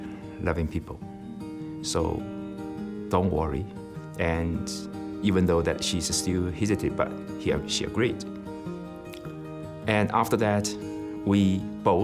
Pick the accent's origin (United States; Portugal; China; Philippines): China; moved away as an adult; I'm from China